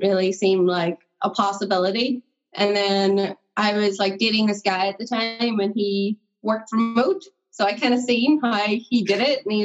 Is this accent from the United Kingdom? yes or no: yes; Northern Ireland, United Kingdom; I'm from Northern Ireland